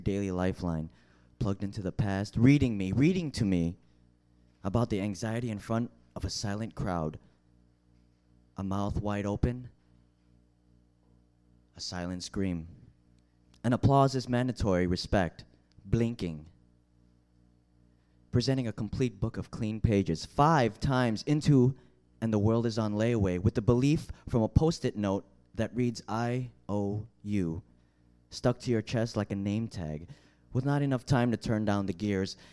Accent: Chicago, Illinois, United States; I'm from Chicago.

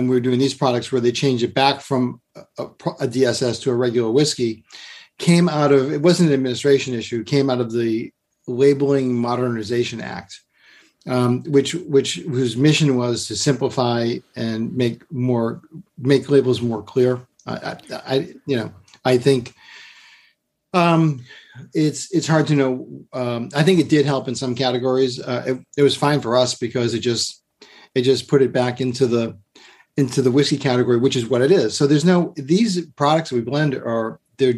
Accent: Massachusetts, United States; now in Kentucky, United States; I grew up in Massachusetts, and the beach was a big part of my childhood

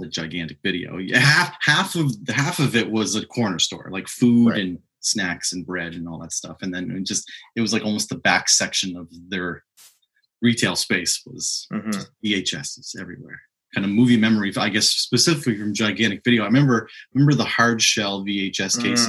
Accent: Cole Harbour, Nova Scotia, Canada; also born or lived in Halifax; where I grew up in Cole Harbour

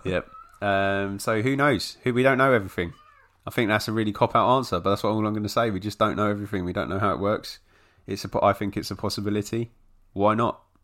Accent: London, United Kingdom; I was born in London

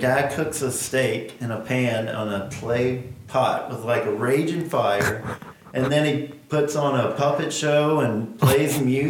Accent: Augusta, Georgia, United States; Born and raised.

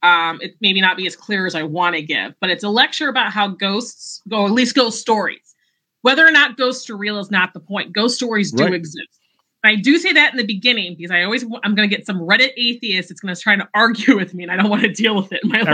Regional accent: Northwest Indiana, United States; I'm from Northwest Indiana.

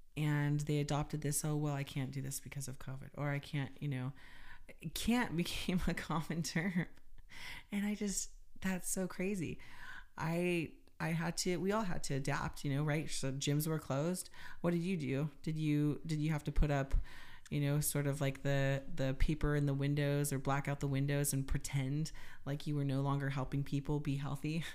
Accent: United States; being an American

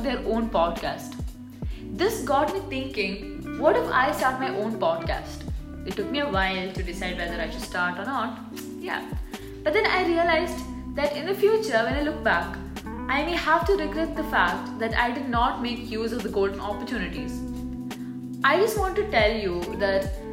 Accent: India; now in United Arab Emirates; I'm an Indian who resides in UAE

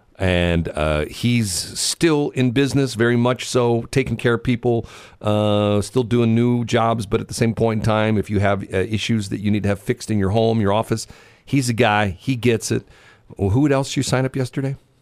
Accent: United States; I'm an American and proud of the fact that I have certain freedoms

